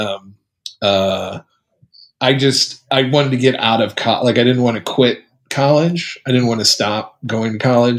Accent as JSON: {"language": "English", "town": "Muncie", "region": "Indiana", "country": "United States", "tie": "born or raised there", "said": "I grew up in a town called Muncie, Indiana."}